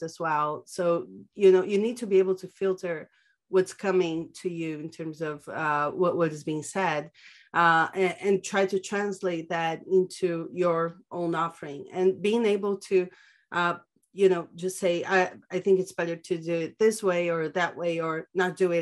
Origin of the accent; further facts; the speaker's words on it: São Paulo, Brazil; moved away as an adult; now in Barcelona, Spain; I'm originally from Brazil, born and raised in São Paulo. I currently live in Barcelona, been here for 4 years now.